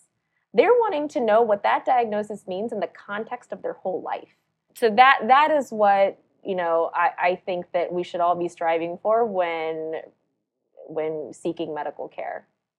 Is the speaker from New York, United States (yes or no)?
no; South Carolina, United States; born there